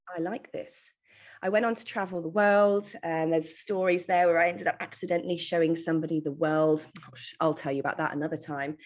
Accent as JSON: {"language": "English", "region": "England", "country": "United Kingdom", "tie": "born or raised there", "moved": "yes", "lives_now": "Australia", "said": "I was originally born in the UK, as you can probably tell from my homegrown accent"}